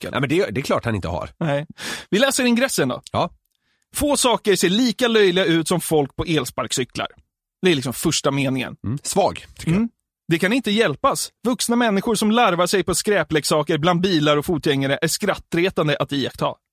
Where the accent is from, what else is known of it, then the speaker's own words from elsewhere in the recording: Norrtälje, Stockholm County, Sweden; jag är uppväxt i Norrtälje